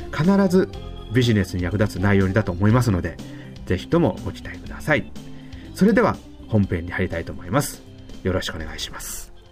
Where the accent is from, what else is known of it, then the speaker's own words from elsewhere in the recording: Yamaguchi, Japan; 山口県から来てます結構山口バリバリですですので、えー、ちょっとわからない言葉が出るかもしれません